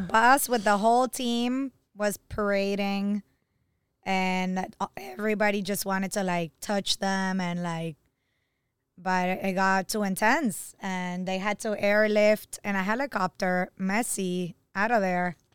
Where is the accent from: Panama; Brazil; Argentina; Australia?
Argentina; now in Miami, United States; I'm from Argentina